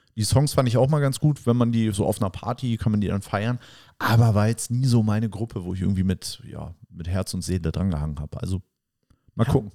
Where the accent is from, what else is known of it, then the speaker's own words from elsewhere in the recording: West Germany, Germany; jetzt als Westdeutscher